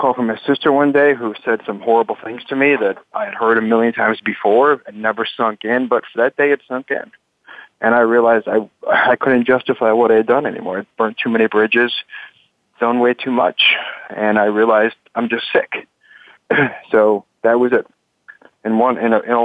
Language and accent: English; Chicago, Illinois, United States; from Chicago, Skokie, and also West Rogers Park